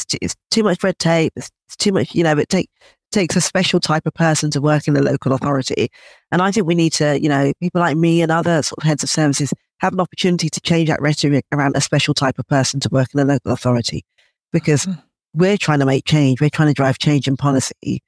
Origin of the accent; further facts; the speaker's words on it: London, United Kingdom; growing up in London